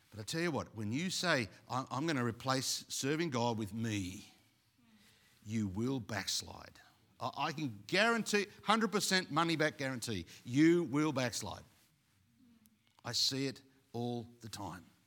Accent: Australia; also born or lived in Sydney; being Aussie

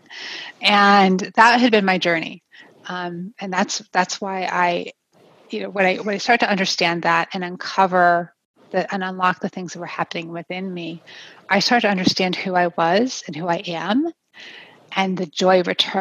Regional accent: New Jersey, United States; moved away as an adult; also born or lived in Pennsylvania; now in Colorado, United States; I'm a native of the East Coast of New Jersey

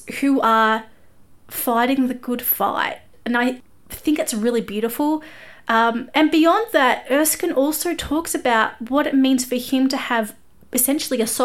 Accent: Australia; I'm an Aussie music journalist

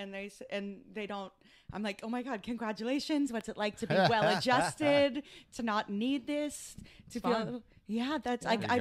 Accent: Toronto, Ontario, Canada; moved away; I'm from Toronto originally.

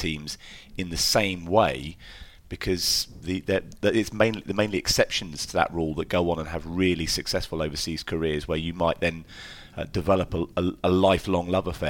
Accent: England, United Kingdom

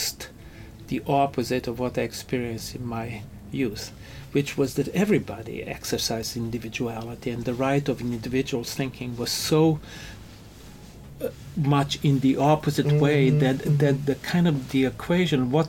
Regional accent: Ljubljana, Slovenia; moved away as an adult; also born or lived in New York; now in United States; Growing up in Europe, in the city where I grew up, it's a fantastic architectural gem. Which city? It's called Ljubljana. It's the capital of Slovenia.

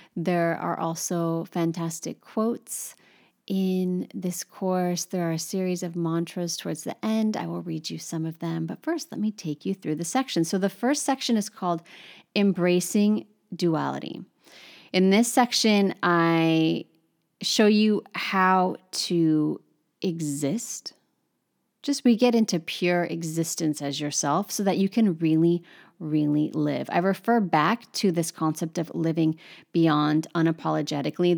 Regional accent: United States; now in Paris, France; My experience as an American living in Paris

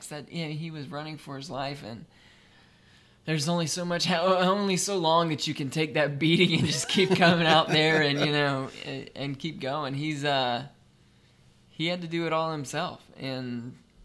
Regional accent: Raleigh, North Carolina, United States; moved away; also born or lived in Georgia; I grew up in Raleigh.

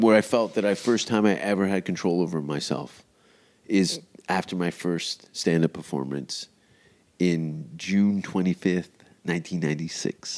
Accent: Canada; I'm Canadian

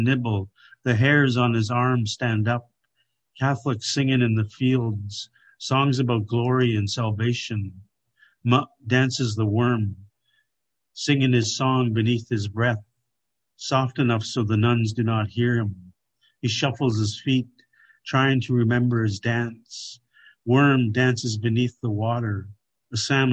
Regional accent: Kwantlen First Nation, British Columbia, Canada; I come from Kwantlen First Nation

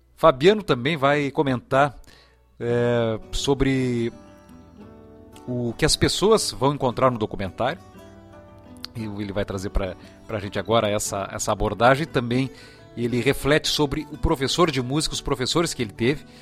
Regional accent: Dom Pedrito, Rio Grande do Sul, Brazil; also born or lived in Bagé; E me criei em Dom Pedrito, depois até aos 11 anos de idade, depois em Bagé dos 11 aos 16, 17 anos

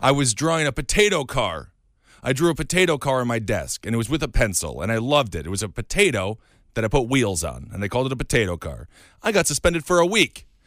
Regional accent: Stevens Point, Wisconsin, United States; moved away; also born or lived in Milwaukee; I grew up in a town called Stevens Point, and then I went to school at Milwaukee

